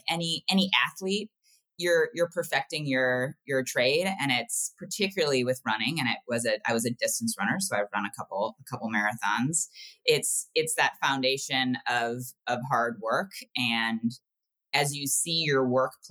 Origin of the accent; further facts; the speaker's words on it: Ohio, United States; I grew up in the Midwest in Ohio